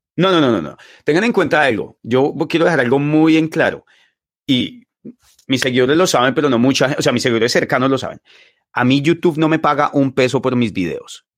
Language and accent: Spanish; Bogotá, Colombia; moved away as an adult; also born or lived in Los Llanos, Colombia; now in China; yo fui criado en Suba y en Patio Bonito